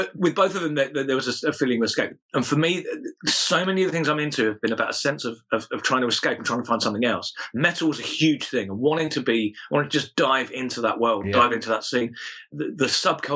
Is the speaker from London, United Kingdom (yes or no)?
yes; Wallington, London, United Kingdom; I grew up in Wallington, which is near Croydon